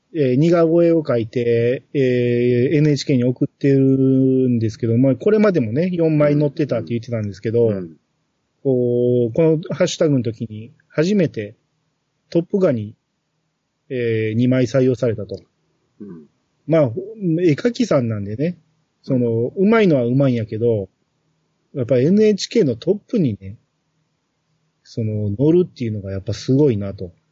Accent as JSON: {"language": "Japanese", "region": "Kansai", "country": "Japan", "said": "面白ければあり的な感覚はやっぱり関西人としてある"}